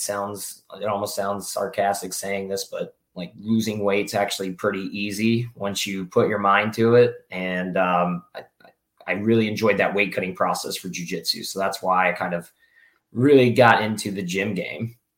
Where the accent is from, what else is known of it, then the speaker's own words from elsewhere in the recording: Florida, United States; I'm from Florida originally